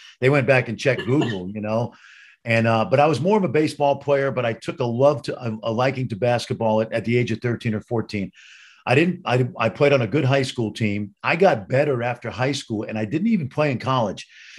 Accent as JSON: {"language": "English", "town": "New York City", "region": "New York", "country": "United States", "tie": "born or raised there", "moved": "yes", "said": "growing up in the borough of Brooklyn in New York City"}